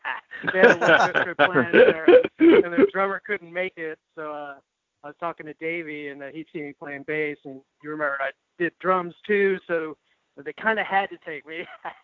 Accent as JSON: {"language": "English", "region": "New Mexico", "country": "United States", "also_born_or_lived": "Austin", "moved": "yes", "said": "Well, my mom's from Corpus Christi, but I'm actually from New Mexico."}